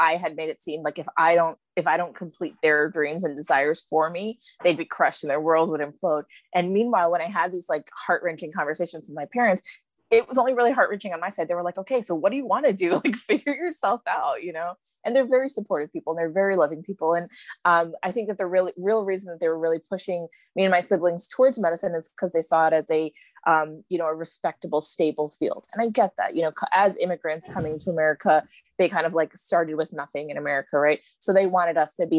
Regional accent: New York, United States; moved away; I grew up in New York, you know, like really like a big city girl.

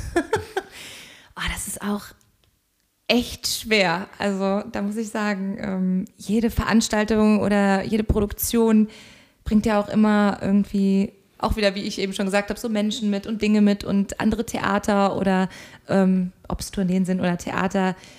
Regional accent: Koblenz, Rhineland-Palatinate, Germany; moved away as an adult; also born or lived in Hamburg; ich komme eigentlich ursprünglich aus dem schönen Rheinland, nämlich aus Koblenz. Und dort bin ich ganz beschaulich zwischen Weinbergen und Rhein und Mosel aufgewachsen

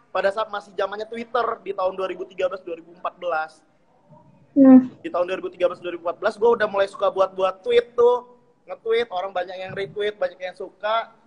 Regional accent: Lampung, Indonesia; also born or lived in Java; Gue asli Putra Lampung.

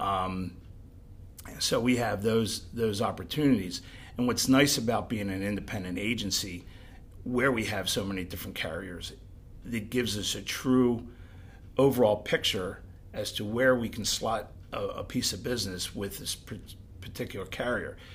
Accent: Pottstown, Pennsylvania, United States; I'm from the Pottstown area all my life

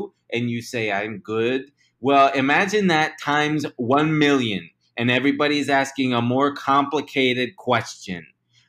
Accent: Chicago, Illinois, United States; Let's see. I'm from Chicago. I was born and raised in the outer loop.

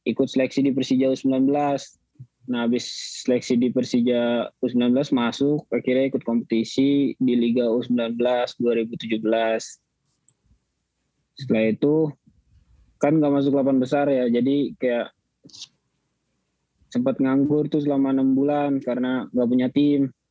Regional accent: Bandung, West Java, Indonesia; born there; lahir di Bandung 10 Mei 2000. Sekarang tinggal di Bekasi

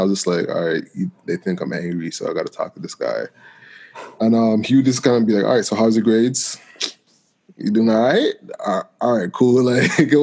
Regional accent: Toronto, Ontario, Canada; I grew up in Malvern, then moved to a private school like across town.

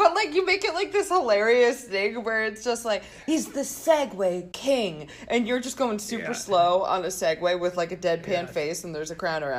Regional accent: Canada; I'm French Canadian.

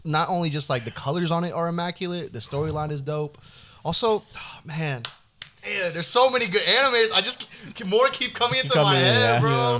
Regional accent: Indonesia; English is a second language; And I'm from Indonesia. We don't even have a reference point for a freaking football ball.

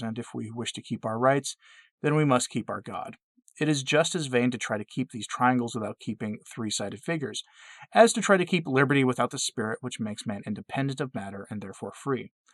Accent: United States; I'm an American myself, but, and I do love my country

